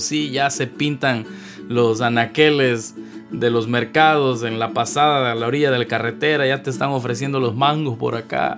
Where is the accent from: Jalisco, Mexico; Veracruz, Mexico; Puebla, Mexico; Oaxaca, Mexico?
Veracruz, Mexico; ando en la ciudad de Veracruz, ciudad puerto, el lugar que me vio nacer